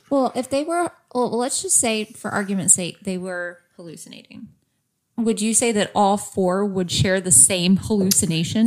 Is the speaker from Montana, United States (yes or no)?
no; Texas, United States; I'm from Texas, like born and raised in Texas